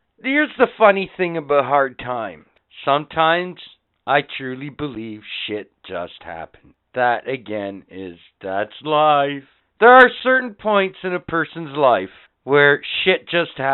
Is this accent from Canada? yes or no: yes; Canada; We're fuck Canadian.